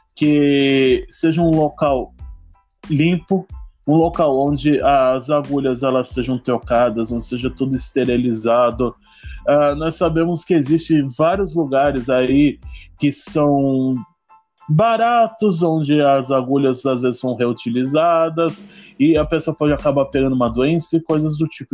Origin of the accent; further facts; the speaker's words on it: São Paulo, Brazil; Eu sou de São Paulo, tô passando do litoral sul de São Paulo, Itaém